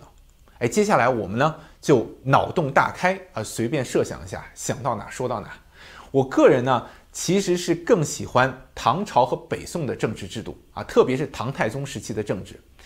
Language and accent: Chinese; China; 那我们中国人啊，自古就认为皇帝是受上天之命，奉天承运